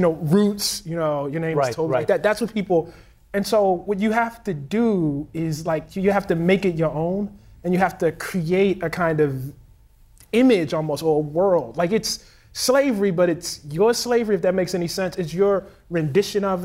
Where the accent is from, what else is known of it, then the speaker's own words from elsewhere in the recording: Baltimore, Maryland, United States; I'm from Baltimore, Maryland